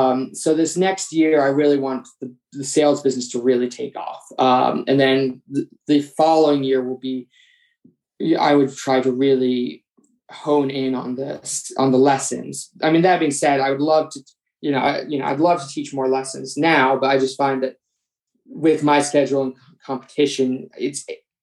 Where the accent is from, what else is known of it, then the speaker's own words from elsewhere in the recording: East Coast, United States; But what is vaguely unique about me is the fact that I am from the East Coast